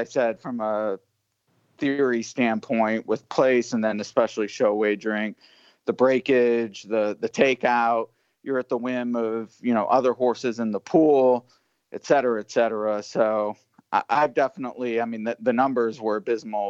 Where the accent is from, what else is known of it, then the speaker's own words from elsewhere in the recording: Cleveland, Ohio, United States; now in Kentucky, United States; I'm from Cleveland, you know, and I haven't lived there in a while